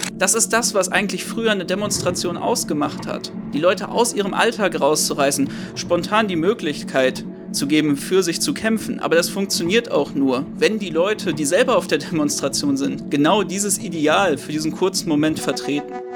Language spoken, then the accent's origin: German; Bochum, North Rhine-Westphalia, Germany; Ich bin ja in Bochum zur Schule gegangen